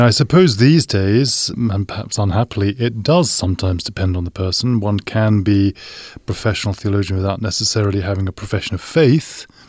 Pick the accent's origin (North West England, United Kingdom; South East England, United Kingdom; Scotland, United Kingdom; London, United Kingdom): London, United Kingdom; And I grew up a Baptist in England, in the Greater London area.